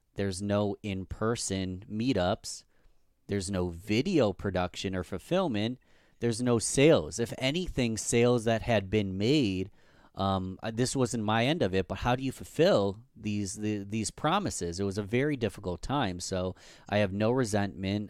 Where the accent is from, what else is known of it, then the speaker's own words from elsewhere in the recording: Rochester, New York, United States; my hometown, Rochester, New York